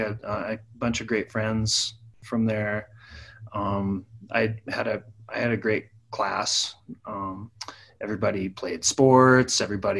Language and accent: English; Saratoga, Wyoming, United States; also born or lived in Pocatello, Idaho; Well, I was born in Pocatello, Idaho, but I was raised in Saratoga, Wyoming.